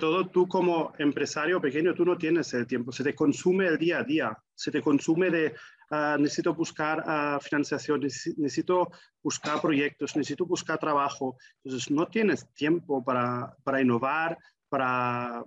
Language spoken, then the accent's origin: Spanish; Germany; en mi adolescencia en Alemania